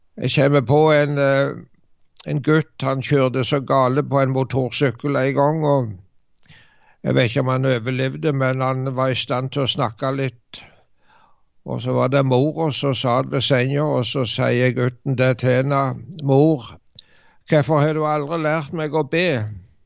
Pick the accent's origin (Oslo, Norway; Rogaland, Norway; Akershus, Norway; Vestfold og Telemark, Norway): Rogaland, Norway; Varhaug; Jeg husker det var vekkelse på Varhaug, der jeg vokste opp